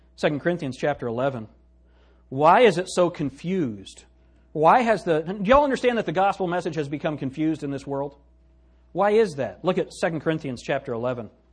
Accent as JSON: {"language": "English", "country": "United States", "said": "me right now as an American"}